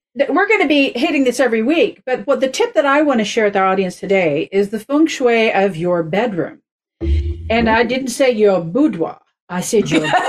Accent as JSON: {"language": "English", "region": "Oklahoma", "country": "United States", "tie": "born or raised there", "moved": "yes", "said": "growing up in Oklahoma"}